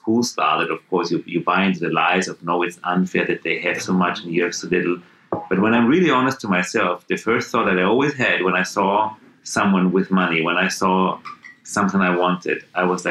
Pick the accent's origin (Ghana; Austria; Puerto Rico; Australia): Austria; Vienna; I grew up in Vienna.